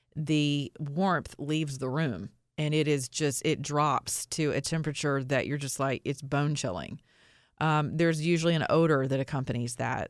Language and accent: English; the South, United States; I'm from the South